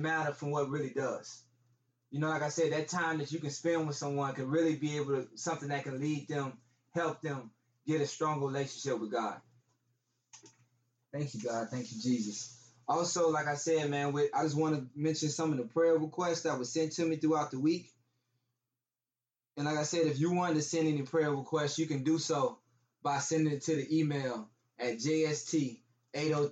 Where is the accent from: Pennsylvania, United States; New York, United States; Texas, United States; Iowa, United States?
Texas, United States; I'm from Texas